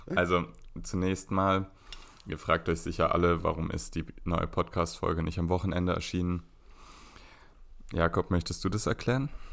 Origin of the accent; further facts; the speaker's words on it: Berlin, Germany; in Berlin-Zehlendorf auf die gleiche Schule gegangen, eine Waldorfschule